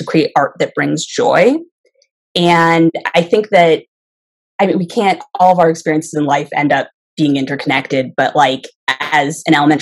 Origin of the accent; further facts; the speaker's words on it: Connecticut, United States; now in Florida, United States; I grew up in Connecticut, and I spent a lot of time in the woods.